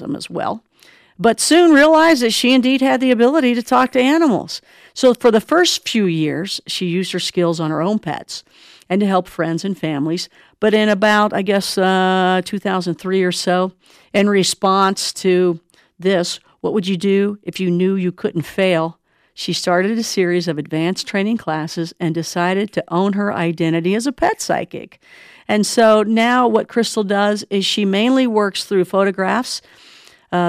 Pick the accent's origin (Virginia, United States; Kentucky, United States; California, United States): Kentucky, United States; moved away; I'm originally from Kentucky